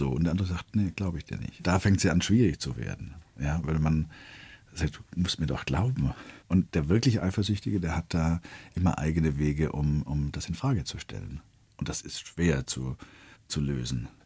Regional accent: Baden-Württemberg, Germany; accent: Swabian; Ja, Freile. Der Schwab, ich meine, ich bin aufgewachsen da.

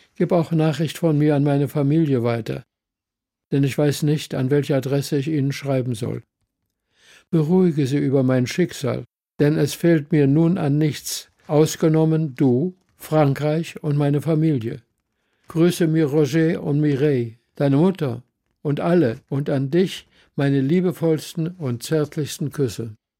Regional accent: Berlin, Germany; moved away; also born or lived in Argentina; geboren in Berlin 1921, habe in Berlin die Nazizeit miterlebt als Kind

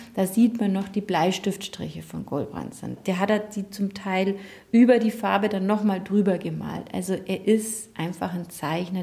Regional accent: Germany; Wir Deutschen

